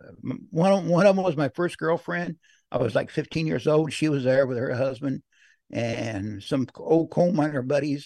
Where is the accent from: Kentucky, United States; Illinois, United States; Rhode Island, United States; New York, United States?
Illinois, United States; Carlinville; now in Brownsville, United States; my hometown